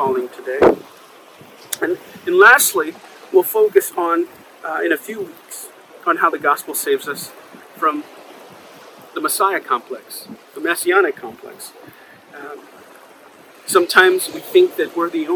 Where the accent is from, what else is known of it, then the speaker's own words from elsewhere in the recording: New York City, New York, United States; when I was growing up on Broadway in the Upper West Side